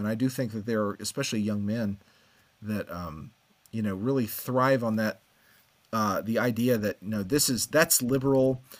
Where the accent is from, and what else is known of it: United States